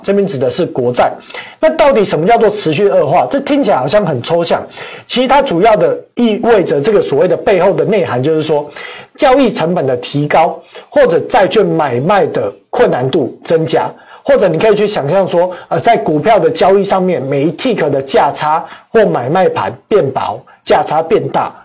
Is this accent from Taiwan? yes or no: yes; Taiwan; 我们台湾人当然是不会怕